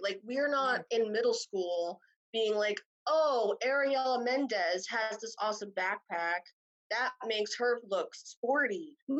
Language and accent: English; New Jersey, United States; I'm from New Jersey.